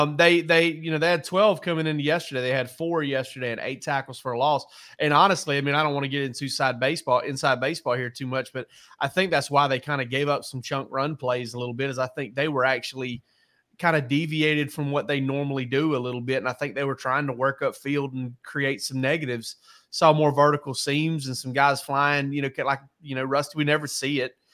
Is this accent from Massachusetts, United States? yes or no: no; South Georgia, United States; I'm from South Georgia